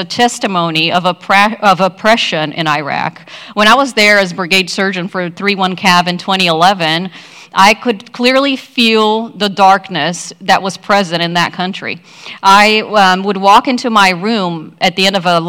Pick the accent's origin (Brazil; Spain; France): Brazil; now in United States; I'm from Brazil. I've been in the U.S. for 30 plus years.